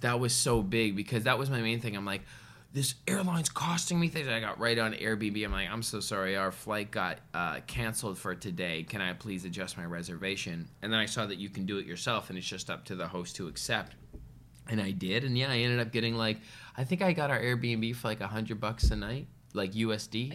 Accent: Canada; as a Canadian boy

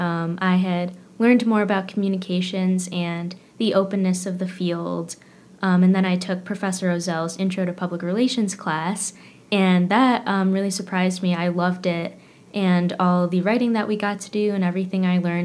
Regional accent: Fairport, New York, United States; I grew up in Fairport, so not very far away from campus

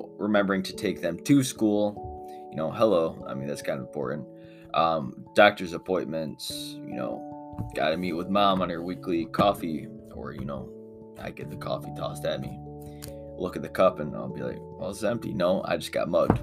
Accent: United States; I'm American

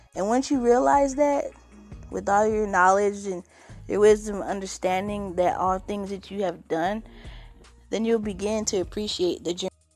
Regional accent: California, United States; I grew up in California

